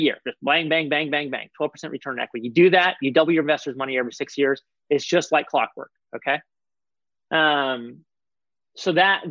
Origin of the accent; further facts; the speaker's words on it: Portland, Oregon, United States; my hometown of Portland